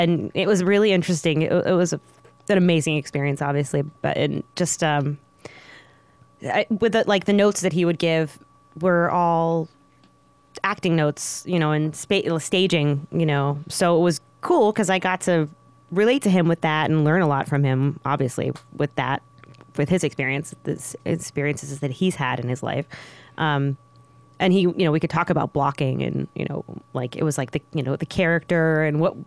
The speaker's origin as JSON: {"language": "English", "town": "Pittsburgh", "region": "Pennsylvania", "country": "United States", "moved": "as an adult", "lives_now": "Las Vegas, United States", "said": "I'm from Pittsburgh, Pennsylvania."}